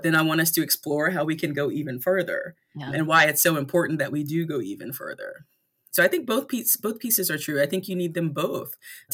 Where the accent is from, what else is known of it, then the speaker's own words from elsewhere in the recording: North Carolina, United States; I grew up in Southeastern North Carolina with a big, beautiful, loving family, you know, wonderful.